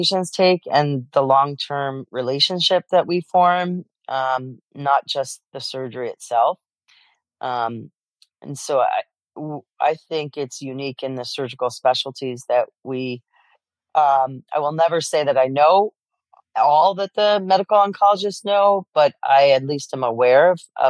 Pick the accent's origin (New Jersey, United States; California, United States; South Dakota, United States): New Jersey, United States; I grew up in New Jersey. I'm an immigrant child. My parents are from Poland